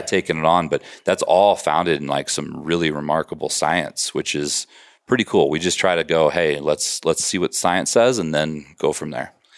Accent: Colorado, United States; moved away as an adult; also born or lived in Wisconsin; I grew up in Colorado

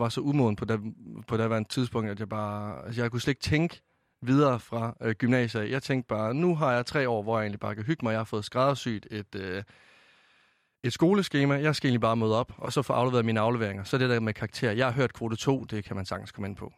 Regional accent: Varde, Southern Denmark, Denmark; moved away as an adult; nu kommer jeg fra Vestjylland af i Varde. Altså, jeg flyttede jo helt øst på.

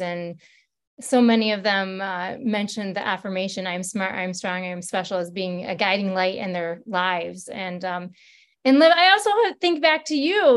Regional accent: Michigan, United States; I'm not from Detroit, but from Michigan

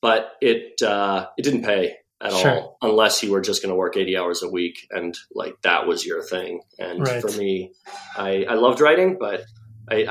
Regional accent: Albuquerque, New Mexico, United States; moved away as an adult; also born or lived in Los Alamos, New Mexico / Durango, Colorado / Los Angeles, California / San Diego, California; I grew up in Los Alamos, which is a small town where they developed the atomic bomb in New Mexico, till I was 9. And then I went to high school in Albuquerque

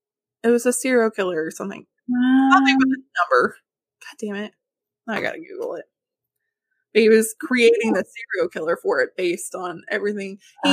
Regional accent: Arkansas, United States; now in Texas, United States; Growing up in Arkansas, though, it's like you didn't have the opportunities.

